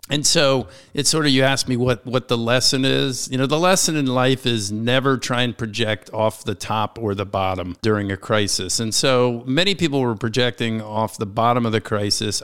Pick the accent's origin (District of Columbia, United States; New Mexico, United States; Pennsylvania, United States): District of Columbia, United States; Washington; This is my hometown, born and raised in Washington, D C